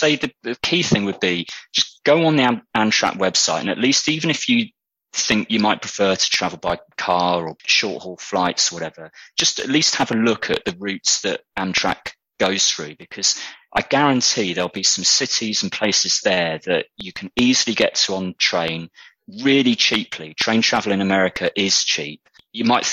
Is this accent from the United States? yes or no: no; United Kingdom; accent: British; my British accent